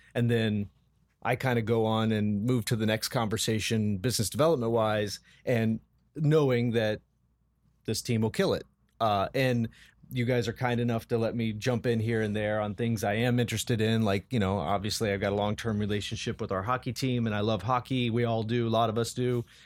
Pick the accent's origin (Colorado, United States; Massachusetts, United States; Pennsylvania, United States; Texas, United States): Colorado, United States; now in Columbus, United States; I was born and raised in Colorado